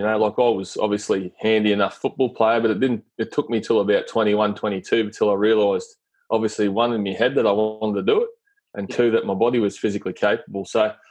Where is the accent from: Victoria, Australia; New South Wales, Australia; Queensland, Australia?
Queensland, Australia; Rockhampton; also born or lived in Yeppoon; I grew up in Central Queensland, Rockhampton mainly, and I attended Glenmore School there, and then I went down to Yeppoon and attended Yeppoon High afterwards